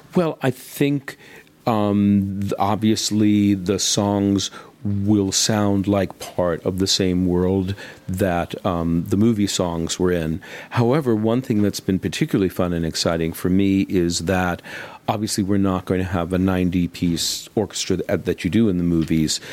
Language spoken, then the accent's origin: English; United States; I'm obviously American, and in the States